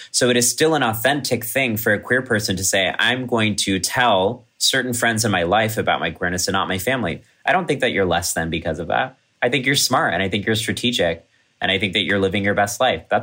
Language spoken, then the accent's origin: English; Kerala, India; One of my best performances ever was in my hometown village in Kerala, where my dad's family is from.